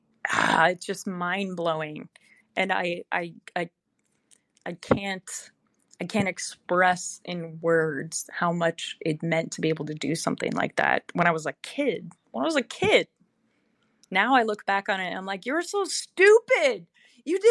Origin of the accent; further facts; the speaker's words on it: outside of Chicago, Illinois, United States; moved away; I grew up outside of Chicago